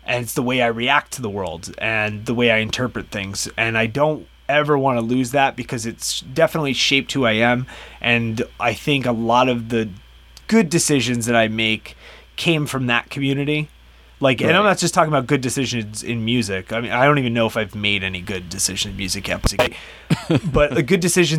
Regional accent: New Jersey, United States; I grew up in Jersey, and the area that I grew up in was where they filmed the original Friday the 13th

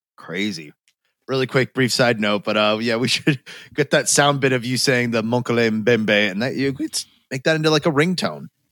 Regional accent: United States; we're American enough

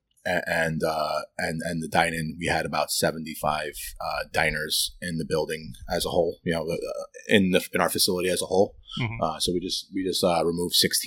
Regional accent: New York City, New York, United States; moved away as an adult; now in Troy, United States; I was born and raised in Brooklyn, New York

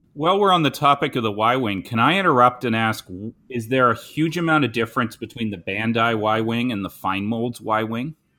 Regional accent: Canada; I'm a Canadian

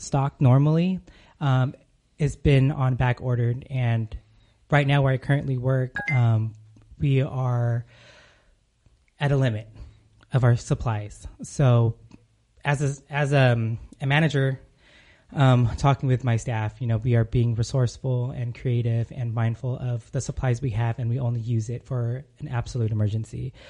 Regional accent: California, United States; moved away as an adult; now in Arizona, United States; I'm originally from California, moved to Arizona a couple years back.

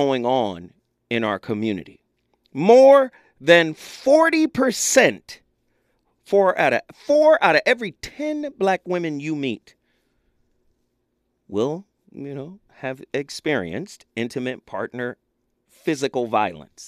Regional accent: United States; I was raised in Alden Park projects

